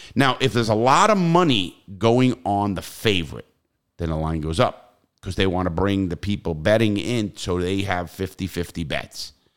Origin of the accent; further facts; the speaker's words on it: New York, United States; moved away; also born or lived in South Florida; we're from New York, same area, same everything